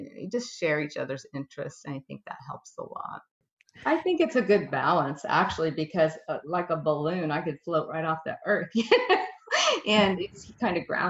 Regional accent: California, United States; I'm from California girl, and raised by hippies

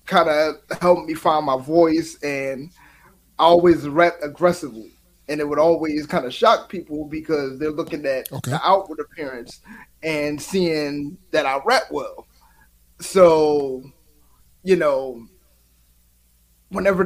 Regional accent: Philadelphia, Pennsylvania, United States; I'm from Philadelphia

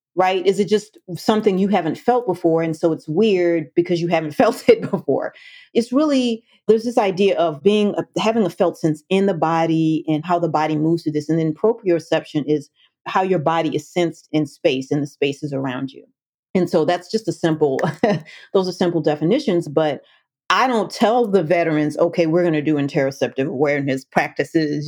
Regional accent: Washington, District of Columbia, United States; I grew up in the Washington, D.C. metro area

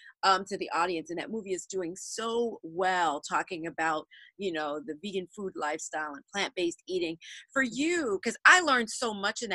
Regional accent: Philadelphia, Pennsylvania, United States; moved away; I was born in Philadelphia, so I have family there. My mom and I went back there last weekend

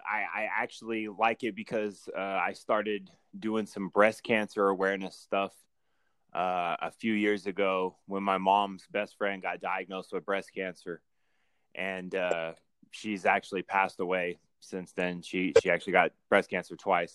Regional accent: Lawton, Oklahoma, United States; I'm from Lawton, Oklahoma. So we got about 100,000 people here

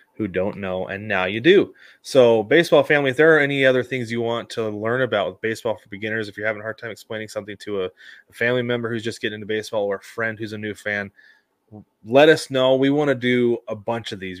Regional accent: West Coast, United States; a kid growing up on the West Coast

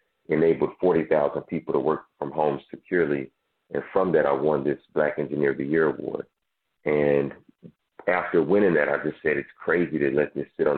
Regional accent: Dallas, Texas, United States; I grew up in South Dallas

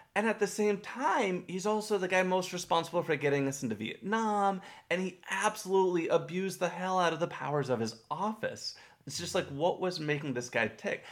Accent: Texas, United States; I grew up in Texas, not far from where he grew up.

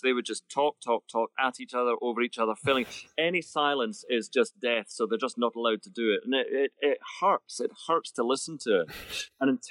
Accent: Scotland, United Kingdom; I'm a down market Scottish. I'm a basics range Scottish

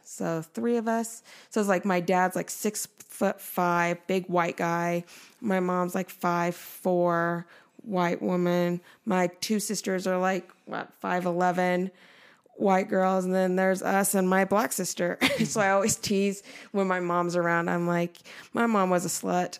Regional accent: Nephi, Utah, United States; moved away as an adult; also born or lived in Seoul, Korea; we lived in Nephi, Utah for almost sixteen years.

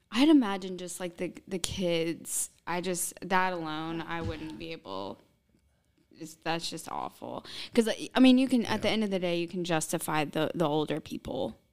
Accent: Southern Illinois, United States; Southern Illinois

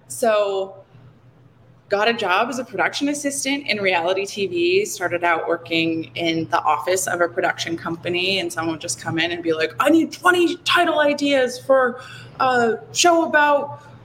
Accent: Seattle, Washington, United States; moved away as an adult; now in Walla Walla, United States; I grew up in Seattle, lovely place to grow up.

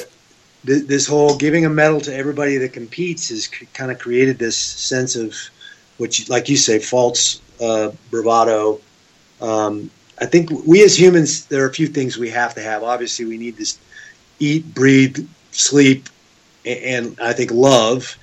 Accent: Seattle, Washington, United States; also born or lived in Oregon; now in Las Vegas, United States; I grew up in Seattle

